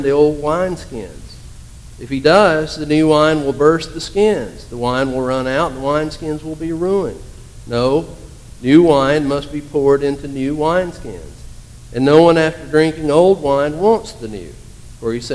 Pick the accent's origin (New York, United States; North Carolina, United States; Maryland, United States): North Carolina, United States; Hendersonville; My hometown is Hendersonville, North Carolina